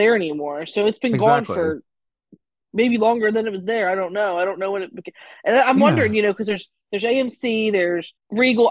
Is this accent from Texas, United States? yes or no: no; Baltimore, Maryland, United States; also born or lived in Dundalk, Maryland; So we are from Baltimore and Dundalk, yes, nonetheless. Well, that's where we marginally grew up as we were, you know, between the baby age and to like 10